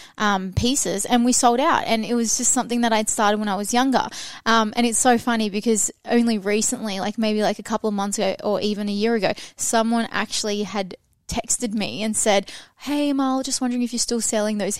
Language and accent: English; Sydney, New South Wales, Australia; we were both born and raised in the Shire